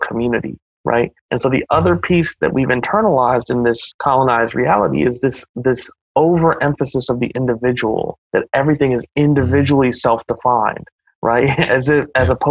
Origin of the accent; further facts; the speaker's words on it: Ohio, United States; growing up in Ohio